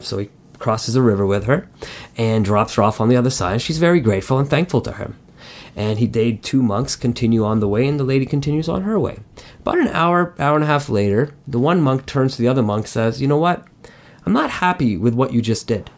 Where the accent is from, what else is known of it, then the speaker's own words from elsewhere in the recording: Montreal, Quebec, Canada; I was born in Montreal and, and growing up as a kid there